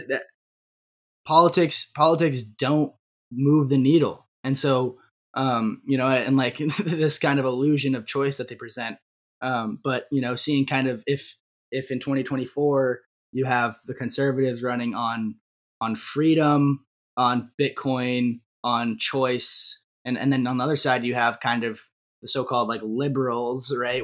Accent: Vermont, United States; growing up in Vermont

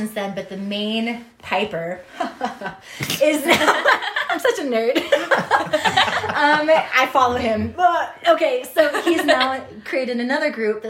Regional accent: California, United States; Yeah, so I'm originally from Southern California, born and raised there.

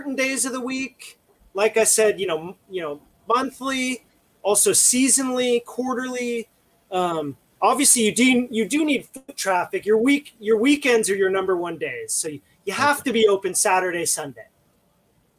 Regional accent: Minnesota, United States; now in California, United States; I'm originally from Minnesota

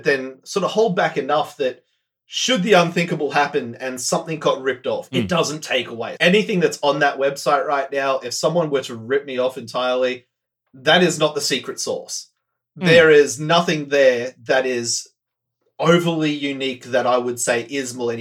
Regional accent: Australia; I hail from Australia. I currently live here, born and bred here.

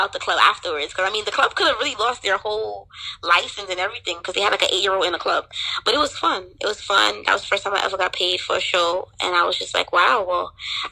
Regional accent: New York City, New York, United States; also born or lived in Trinidad; I was born in New York, but my mom and my dad, they always were, like, heavily invested in the culture, so I always used to go back and forth from Trinidad and New York growing up

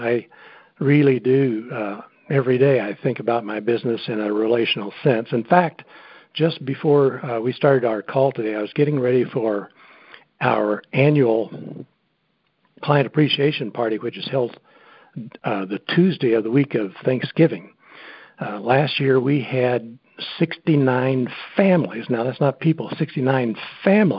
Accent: Missouri, United States; moved away as an adult; now in Denver, United States; I grew up in Missouri

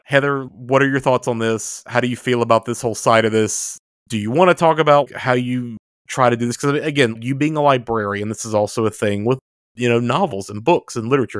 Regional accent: the Bible Belt, United States; Derek and I grew up in the Bible Belt

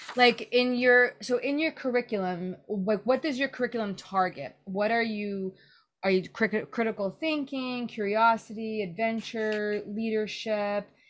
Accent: New York City, New York, United States; also born or lived in New Jersey; now in San Diego, United States; I grew up in Brooklyn and I moved to New Jersey.

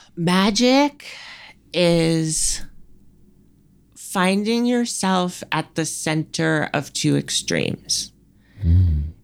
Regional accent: New York City, New York, United States; moved away as an adult; now in Los Angeles, United States; I was born and raised there, like, spent my entire life there.

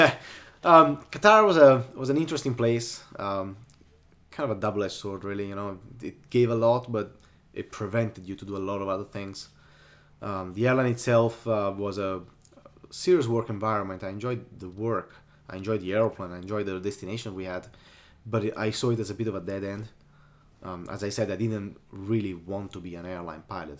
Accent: Sardinia, Italy; English is a second language; also born or lived in north of Italy; I grew up in Sardinia, which is the island left of Italy

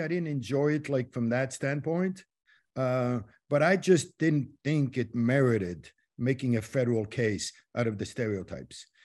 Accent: Morocco; moved away; I was born in Morocco

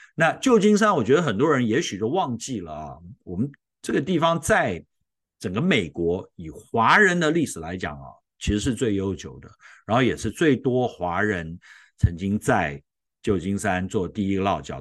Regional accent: Taiwan; moved away; 我从小在台湾

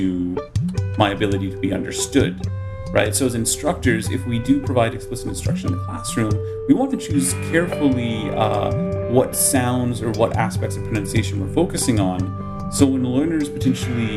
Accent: Canada; first language English; also born or lived in Japan; I'm from Canada, so I've studied French.

